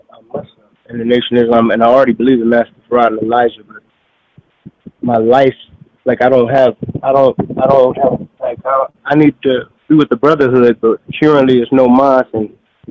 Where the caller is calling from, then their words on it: Phoenix, Arizona, United States; I'm calling from Arizona, Phoenix.